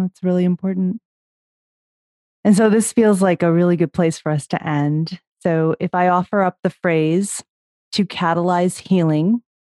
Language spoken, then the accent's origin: English; Chicago, Illinois, United States; I'm from Chicago